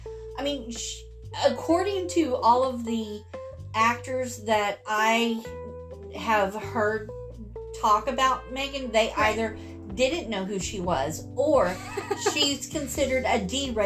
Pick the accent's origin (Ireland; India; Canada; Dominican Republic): India; I'm sorry, okay? I'm Indian.